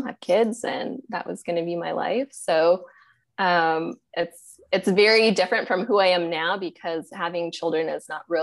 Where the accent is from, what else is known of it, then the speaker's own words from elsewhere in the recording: Montana, United States; moved away as an adult; also born or lived in New Jersey; now in Austin, United States; I was born and raised in Montana